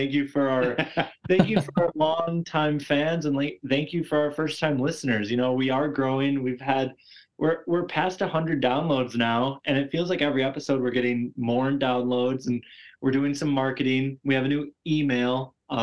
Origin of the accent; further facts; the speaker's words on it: Midwest, United States; accent: Wisconsin; I'm from the Midwest